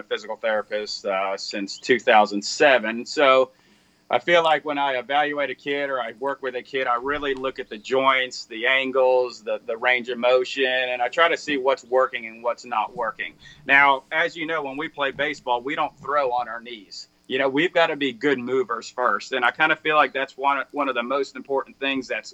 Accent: Central Florida, United States; now in Gainesville, United States; Born and raised in Central Florida

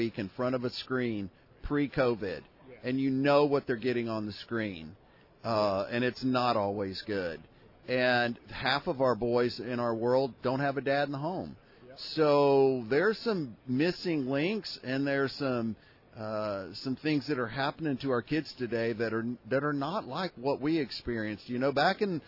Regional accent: Houston, Texas, United States; now in Austin, United States; I'm a native Texan and proud to be. Born and raised in Houston, Texas.

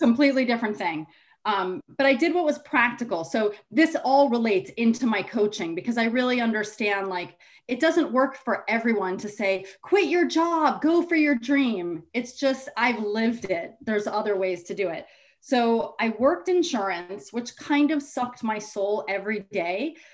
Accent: Rye, New York, United States; I grew up in Rye, New York, which is Westchester

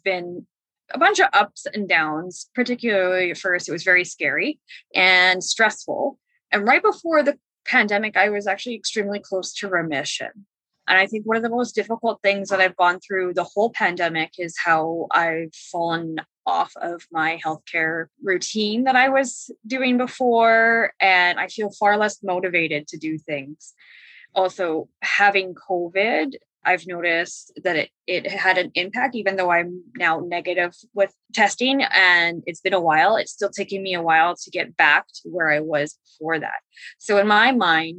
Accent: Vancouver, British Columbia, Canada; I'm also from Vancouver, BC, Canada

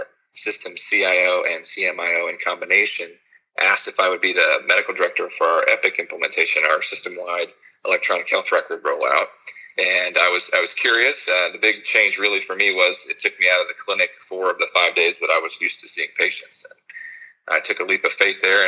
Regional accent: Oldham County, Kentucky, United States; also born or lived in Wake Forest, North Carolina / Georgetown, Kentucky; I grew up in Kentucky, primarily in Oldham County

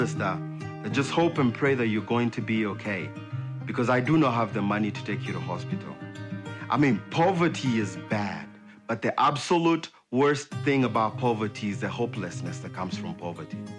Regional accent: Kenya; moved away; I was born in Kenya

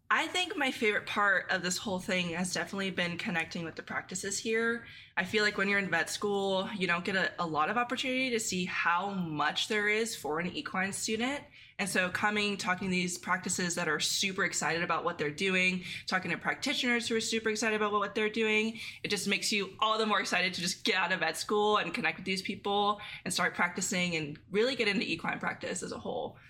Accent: San Diego, California, United States; I'm originally from San Diego

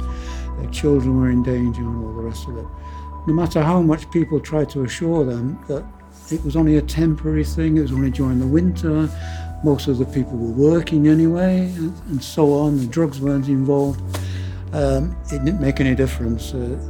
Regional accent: Manchester, North West England, United Kingdom; also born or lived in France; now in Bristol, United Kingdom; I'm originally from Manchester, so I know what the northern community spirit was like.

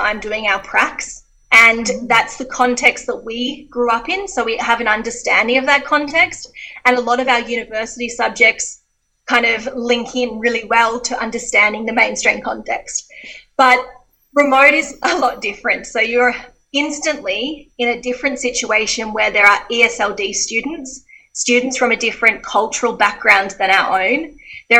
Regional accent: Geelong, Victoria, Australia; moved away as an adult; my sheltered middle-class Geelong life.

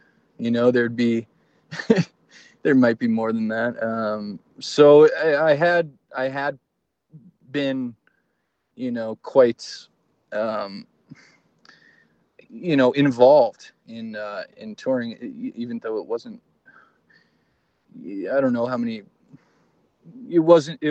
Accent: Fort Saskatchewan, Alberta, Canada; also born or lived in Edmonton; I grew up in Fort Saskatchewan, so there was zero art scene there.

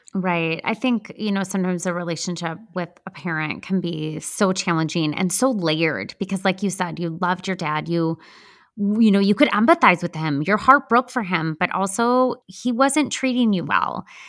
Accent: Midwest, United States; accent: Midwestern; my Midwestern accent

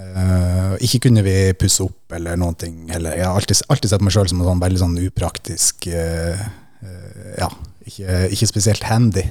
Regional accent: Finnsnes, Troms, Norway; moved away; hjemme på Finnsnes

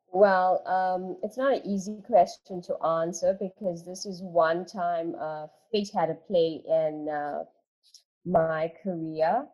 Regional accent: South Africa; born or raised there

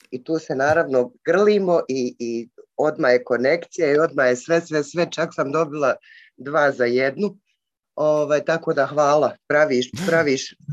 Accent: Sarajevo, Federation of Bosnia and Herzegovina, Bosnia & Herzegovina

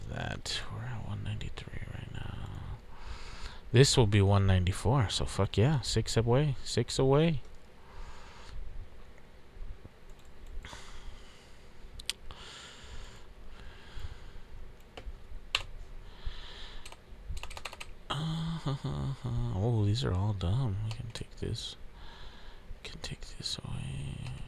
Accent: Texas, United States; We're from Texas.

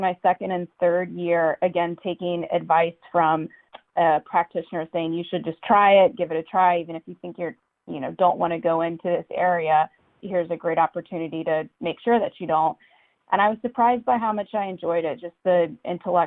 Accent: Charlottesville, Virginia, United States; moved away as an adult; now in Washington, D.C., United States; I grew up in Charlottesville, Virginia

